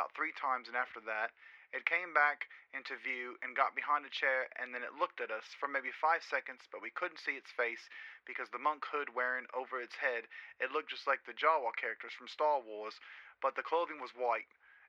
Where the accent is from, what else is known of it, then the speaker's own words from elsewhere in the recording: Peru; English is a second language; I'm originally from Peru, so please forgive my grammar.